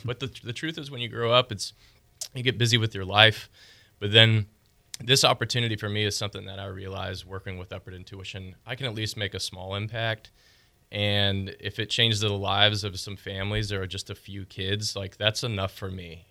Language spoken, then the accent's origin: English; Pensacola, Florida, United States; moved away as an adult; also born or lived in Nashville; I'm able to be in my hometown